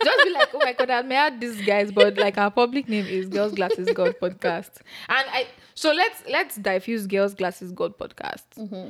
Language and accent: English; Nigeria; moved away as an adult; now in United States; I am Nigerian. I grew up in Nigeria for the most part of my life until I relocated to the US almost 3 years back for my MBA program.